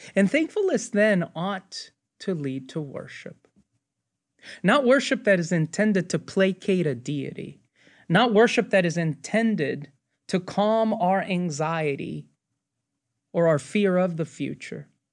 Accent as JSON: {"language": "English", "country": "United States", "said": "I'm an American, but they will also notice what my Hispanic heritage"}